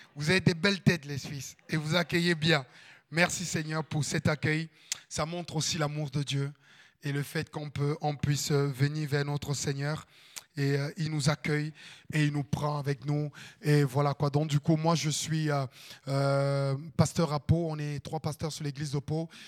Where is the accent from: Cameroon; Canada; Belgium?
Cameroon; moved away as an adult; also born or lived in Landes, France; now in France; j'habite un ghetto en Afrique. Ma famille, elle est super pauvre.